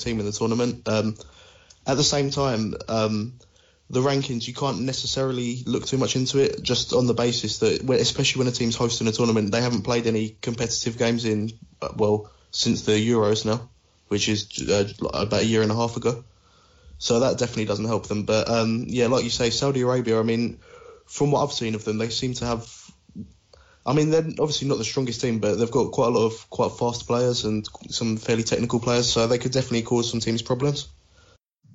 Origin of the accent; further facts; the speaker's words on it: England, United Kingdom; I'm English.